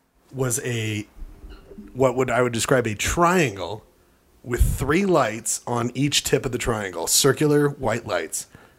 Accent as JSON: {"language": "English", "town": "Pittsburgh", "region": "Pennsylvania", "country": "United States", "tie": "born or raised there", "said": "I grew up in Pittsburgh. Okay? All right? Fuck describing where I grew up."}